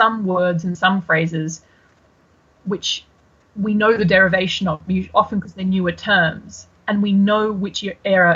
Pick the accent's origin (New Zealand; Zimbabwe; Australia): Australia; also born or lived in Brisbane, Australia / United Kingdom; as an Australian, there is something particularly delightful about throwing off Brits and Americans with various Aussie phrases